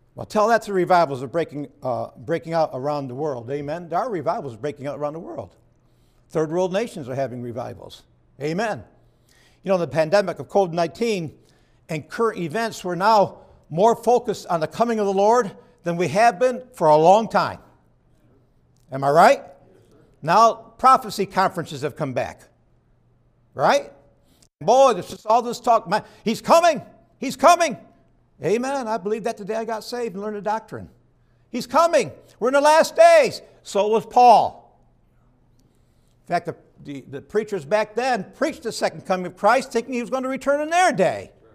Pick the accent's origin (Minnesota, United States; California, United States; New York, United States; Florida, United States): New York, United States; Perry; I grew up in Perry, New York, which is not too far from Houghton, New York